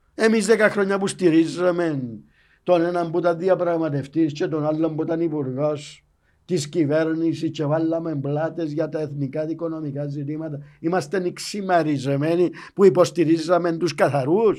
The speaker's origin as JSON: {"language": "Greek", "town": "Paphos", "region": "Paphos District", "country": "Cyprus", "said": "είμαι από την Πάφο"}